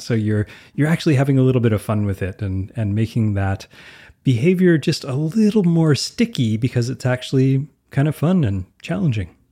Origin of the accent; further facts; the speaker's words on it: Canada; I'm Canadian